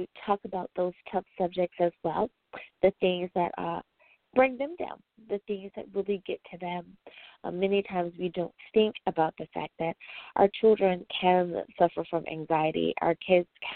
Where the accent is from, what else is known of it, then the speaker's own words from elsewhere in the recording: United States; my home country, the U.S. of A.